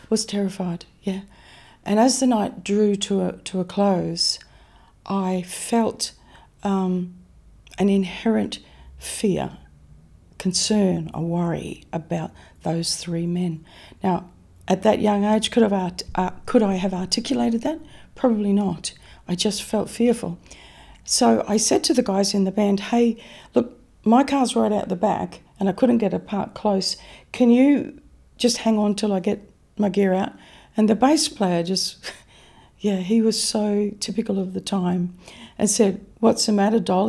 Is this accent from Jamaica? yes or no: no; Mount Isa, Queensland, Australia; I grew up in Mount Isa. I was actually born out in Mount Isa